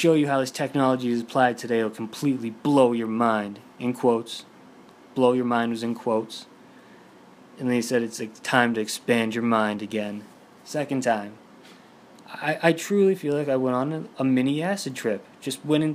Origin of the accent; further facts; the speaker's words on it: Boston, Massachusetts, United States; I'm from Boston.